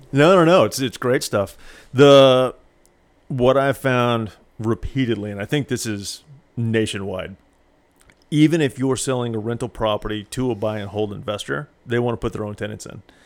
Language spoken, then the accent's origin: English; Springfield, Missouri, United States; moved away; also born or lived in Houston, Texas; Springfield was my hometown